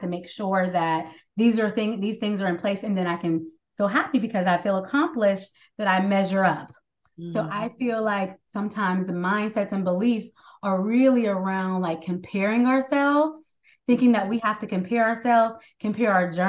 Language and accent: English; Pittsburgh, Pennsylvania, United States; now in Maryland, United States; I live currently in the DMV, Maryland area, but I'm from Pittsburgh, Pennsylvania